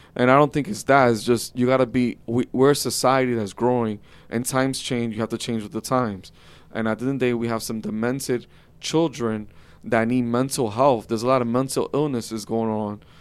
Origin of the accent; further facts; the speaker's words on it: United States; as an American